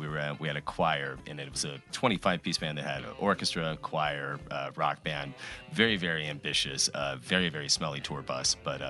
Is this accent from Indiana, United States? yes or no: no; Texas, United States